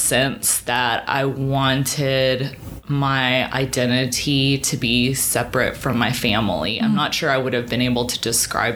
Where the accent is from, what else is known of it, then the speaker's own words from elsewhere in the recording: Hot Springs, Arkansas, United States; also born or lived in Massachusetts; now in Little Rock, United States; I grew up in Hot Springs, and I have lived in Little Rock now